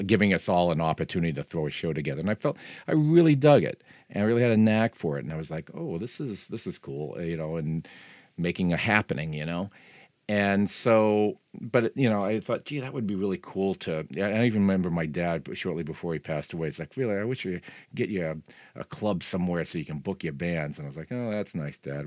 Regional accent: Lowell, Massachusetts, United States; moved away; I'm from Lowell

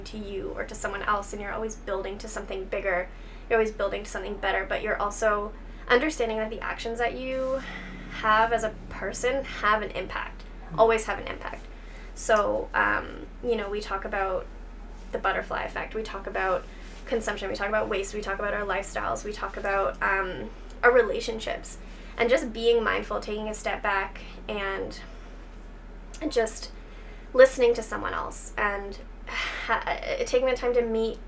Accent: outside Kitchener-Waterloo, southwestern Ontario, Canada; also born or lived in Nova Scotia / Guelph; now in Dundas, Canada; I grew up outside of KW, so I am local-ish, within kind of the southwestern Ontario area

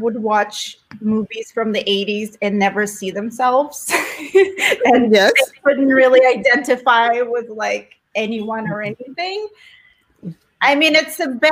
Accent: Nizhny Novgorod, Nizhny Novgorod Oblast, Russia; English is a second language; moved away as an adult; now in United States; I entered the very first competition beauty contest in my hometown. It was Miss Nizhny Novgorod

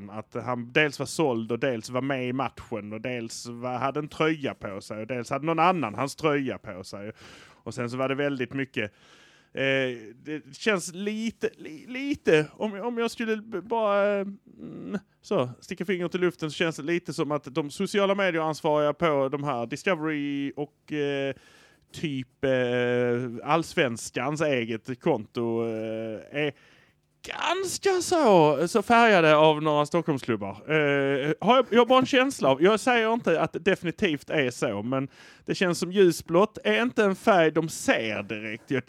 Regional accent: Malmö, Skåne, Sweden; Och det är att vi är från Malmö

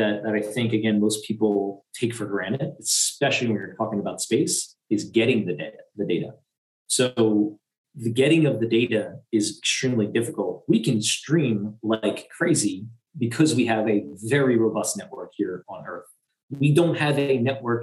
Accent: United States; I'm American

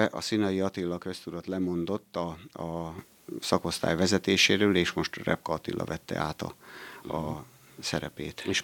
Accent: Eger, Heves, Hungary; Tehát én azért, tehát abból tudom, hogy én Egerből jöttem ide, és Egerbe ugyanúgy volt, megvoltak a, a munkaidőkedvezményesek

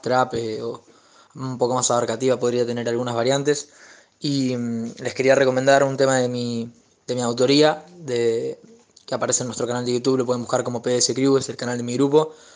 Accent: General Roca, Río Negro, Argentina; de General Roca

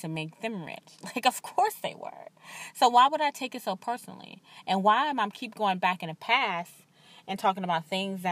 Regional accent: the South, United States; I'm from the South

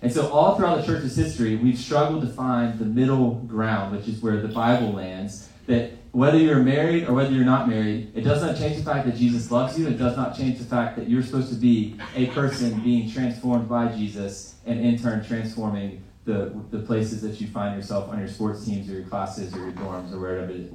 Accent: Greenville, South Carolina, United States; I grew up in Greenville.

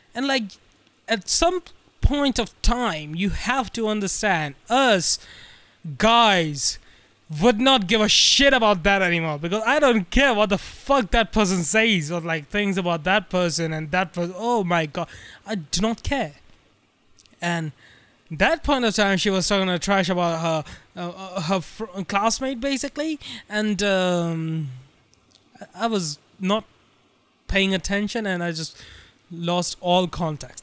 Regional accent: India; I'm uh, Indian

